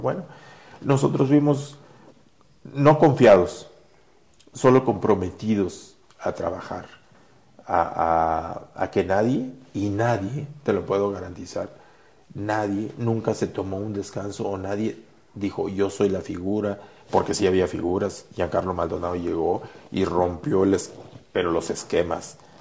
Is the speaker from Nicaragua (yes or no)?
no; Mexico; Así somos los mexicanos